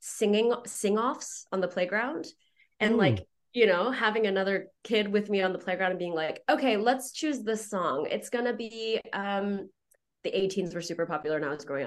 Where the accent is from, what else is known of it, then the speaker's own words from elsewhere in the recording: Houston, Texas, United States; moved away as an adult; also born or lived in China / Oklahoma; I grew up in Houston